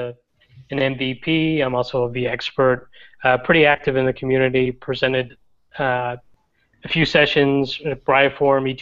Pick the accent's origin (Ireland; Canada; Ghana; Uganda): Ireland; being Irish